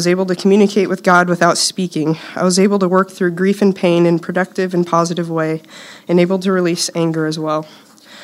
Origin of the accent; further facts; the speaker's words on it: Silver Lake, Kansas, United States; also born or lived in Topeka, Kansas; I was born here in Topeka, and I grew up in Silver Lake, which is about 8 miles or so from TBC.